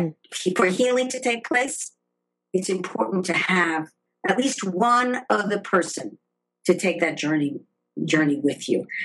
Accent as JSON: {"language": "English", "region": "New York", "country": "United States", "tie": "born or raised there", "moved": "as an adult", "lives_now": "Los Angeles, United States", "said": "I was born in New York"}